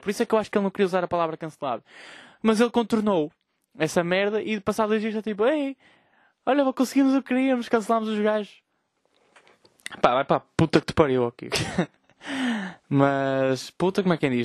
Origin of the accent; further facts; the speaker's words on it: Vila Nova de Gaia, Norte, Portugal; Eu, eu sou de Gaia